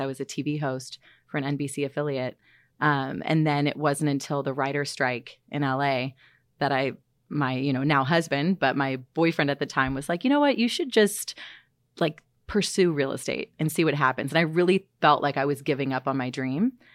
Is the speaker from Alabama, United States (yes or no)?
no; San Francisco, California, United States; also born or lived in Los Angeles; I'm from San Francisco